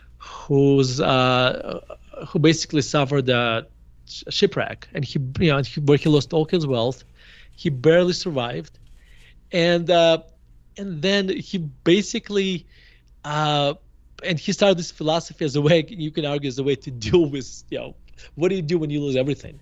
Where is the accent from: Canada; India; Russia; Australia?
Russia; Murmansk, Murmansk Oblast; moved away as an adult; now in United States; I grew up in Murmansk in a Jewish family. And we moved to United States in 1991. I was 18 years old.